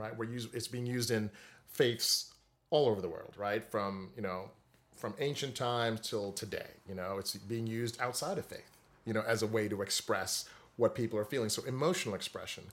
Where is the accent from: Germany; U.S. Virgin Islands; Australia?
U.S. Virgin Islands; Saint Croix; moved away as an adult; also born or lived in Delaware; I'm originally from the Virgin Islands, uh, Saint Croix, the largest of the U S group of the islands there. I spent my entire childhood there, all the way through high school